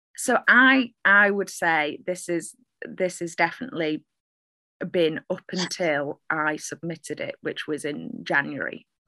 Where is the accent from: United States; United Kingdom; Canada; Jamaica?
United Kingdom; Manchester, North West England; I'm a Mancunian poet. I am uh, originally from Manchester. Uh, not sure where my accent's from